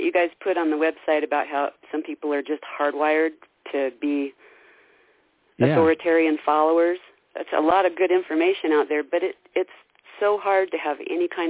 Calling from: Idaho, United States; I'm calling from Idaho.

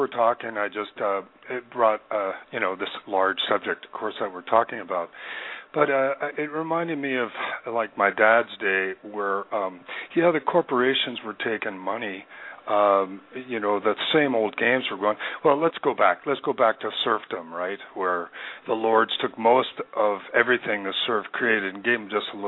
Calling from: Missoula, Montana, United States; I'm calling from Missoula, Montana.

